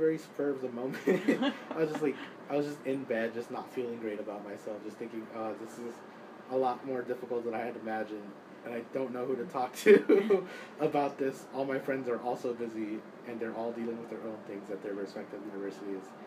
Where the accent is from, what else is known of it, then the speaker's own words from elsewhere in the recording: Dallas, Texas, United States; moved away; I'm from Dallas, Texas, a pretty large city in the south